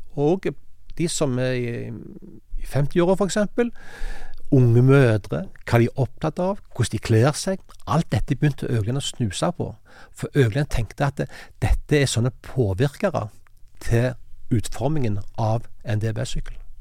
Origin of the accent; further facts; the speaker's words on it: Sandnes, Rogaland, Norway; Jeg kommer fra Hana utenfor Sandnes